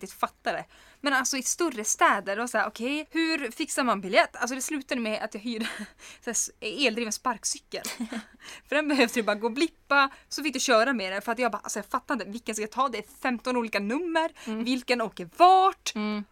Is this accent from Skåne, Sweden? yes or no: no; Kiruna, Norrbotten County, Sweden; man är från Kiruna